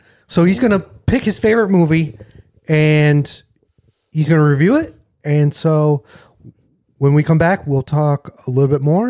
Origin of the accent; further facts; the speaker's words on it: Rochester, New York, United States; I was born in Rochester.